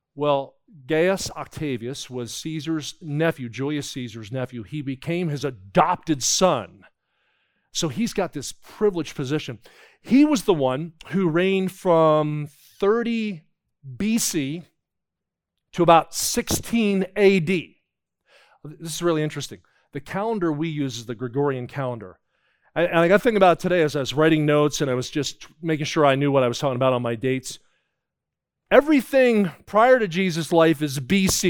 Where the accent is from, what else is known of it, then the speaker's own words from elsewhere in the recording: New Jersey, United States; I grew up in New Jersey